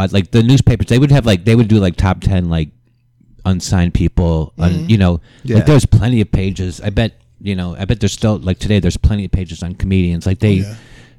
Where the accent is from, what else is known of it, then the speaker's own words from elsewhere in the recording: Cleveland, Ohio, United States; moved away as an adult; also born or lived in Chicago; I was born and raised in Cleveland, but I moved to Chicago when I was younger.